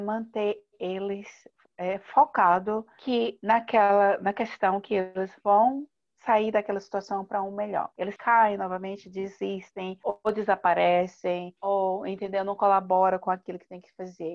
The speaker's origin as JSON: {"language": "Portuguese", "country": "Brazil", "said": "a gente como brasileiro"}